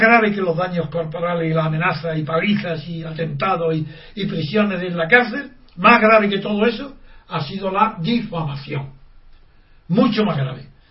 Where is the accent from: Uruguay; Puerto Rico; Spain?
Spain; yo soy el único español